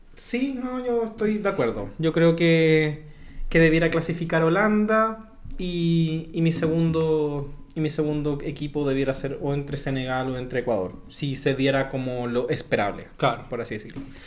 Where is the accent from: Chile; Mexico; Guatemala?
Chile; nosotros como chilenos